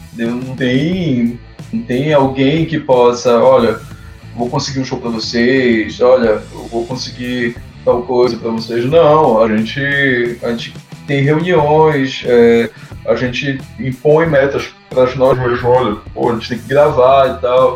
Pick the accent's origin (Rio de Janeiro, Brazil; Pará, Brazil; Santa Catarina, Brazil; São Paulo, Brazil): Pará, Brazil; Ananindeua; eu sou de Ananindeua